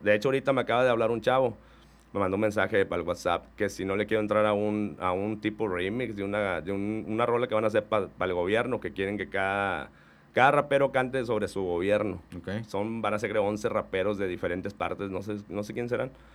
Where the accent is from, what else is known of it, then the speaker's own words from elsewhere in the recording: Reynosa, Tamaulipas, Mexico; yo soy de Reynosa